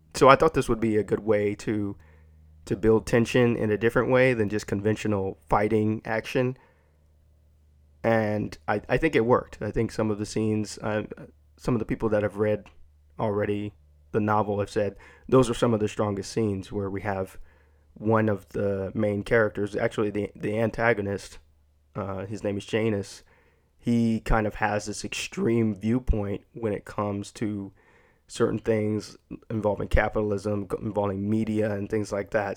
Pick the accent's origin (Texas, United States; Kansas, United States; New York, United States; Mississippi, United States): Texas, United States; growing up in Texas.